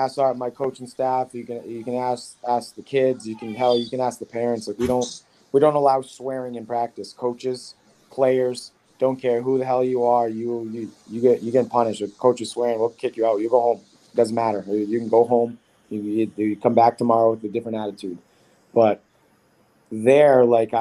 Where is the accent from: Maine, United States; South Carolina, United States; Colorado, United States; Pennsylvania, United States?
Maine, United States; now in Rhode Island, United States; I'm from Maine